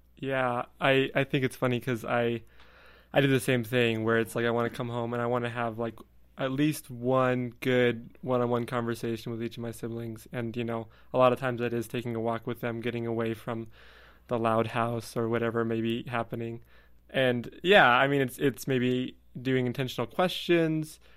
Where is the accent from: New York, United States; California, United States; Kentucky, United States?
California, United States; moved away as an adult; I'll come back to California where I'm from